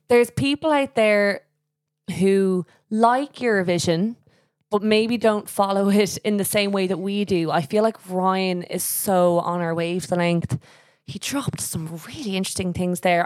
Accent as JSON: {"language": "English", "country": "Ireland", "said": "as Irish people"}